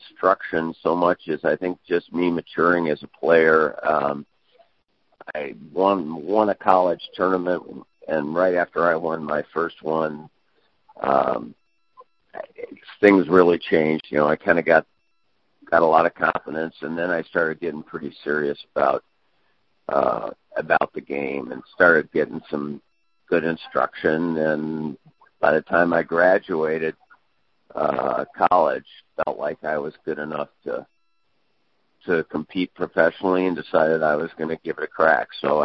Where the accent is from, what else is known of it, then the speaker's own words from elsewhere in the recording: DeKalb, Illinois, United States; moved away as an adult; also born or lived in Evanston, Illinois / Greencastle, Indiana; spent most of my life, younger life, out in DeKalb. Went to high school out there, all the way through high school